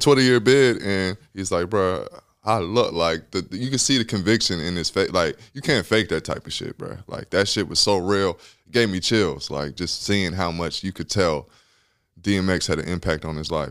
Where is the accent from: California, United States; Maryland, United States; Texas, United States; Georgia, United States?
Georgia, United States; Atlanta; I'm from Atlanta